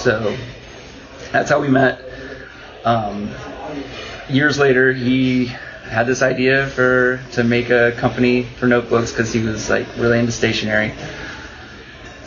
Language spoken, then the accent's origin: English; central Pennsylvania, United States; I grew up in Pennsylvania, central Pennsylvania, on a dairy farm